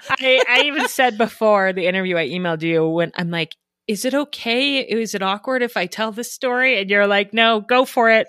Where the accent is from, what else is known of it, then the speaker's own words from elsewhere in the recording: Denver, Colorado, United States; moved away as an adult; now in Idaho, United States; I grew up in Denver, so very different, big city with lots of suburbs. I grew up in the suburbs of Denver